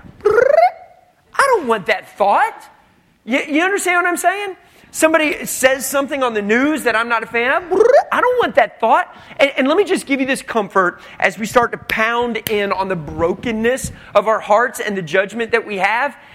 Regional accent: United States; we're American

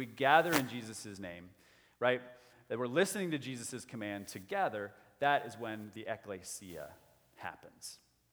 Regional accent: United States; as American people, as good Westerners

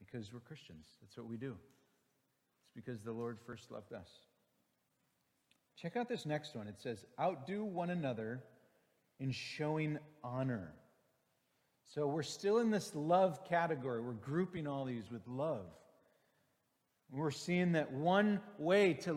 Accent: Green Bay, Wisconsin, United States; moved away; I grew up in Green Bay, Wisconsin, and Wisconsinites love a good fish boil

